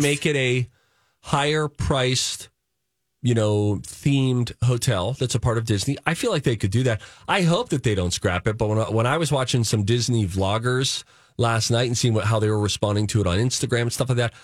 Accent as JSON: {"language": "English", "town": "Springdale", "region": "Pennsylvania", "country": "United States", "tie": "born or raised there", "moved": "yes", "said": "Sometimes I'll also will go back to my old hometown, Springdale, Pennsylvania"}